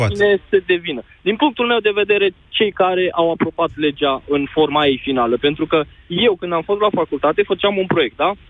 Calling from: Bucharest, Romania; din București.

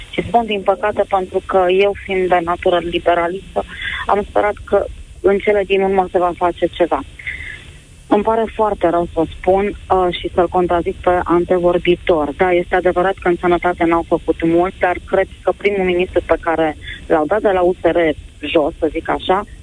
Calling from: Bacău, Bacău County, Romania; sunt de la Bacău.

